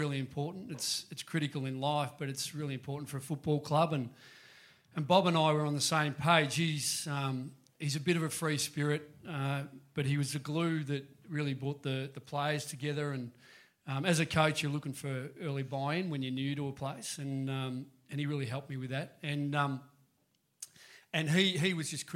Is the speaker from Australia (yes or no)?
yes; Melbourne, Victoria, Australia; also born or lived in Parkdale; I grew up in East Bentley and I was in Melbourne's own.